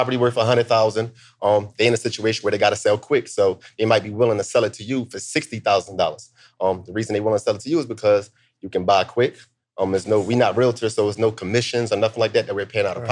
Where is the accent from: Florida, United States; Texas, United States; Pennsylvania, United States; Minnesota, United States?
Pennsylvania, United States; Philadelphia; moved away as an adult; also born or lived in DMV (Washington D.C. area); now in Washington D.C. area, United States; I'm from Philly, born and raised, and now I live in the DMV